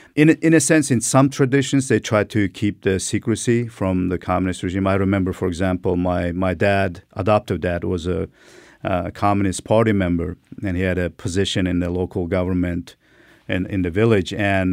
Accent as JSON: {"language": "English", "country": "Turkmenistan", "tie": "born or raised there", "second_language": "English", "said": "Yeah, during the Soviet time, you know, I was born in 73, you know, almost last"}